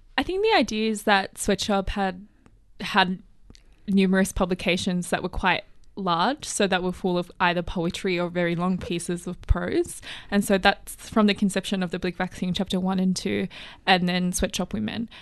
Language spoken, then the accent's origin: English; Plumpton, New South Wales, Australia; kind of little community in kind of Plumpton didn't wanna go to Plumpton High School